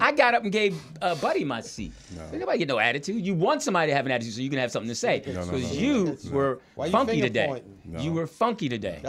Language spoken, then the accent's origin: English; East Coast, United States; now in California, United States; I'm from the East Coast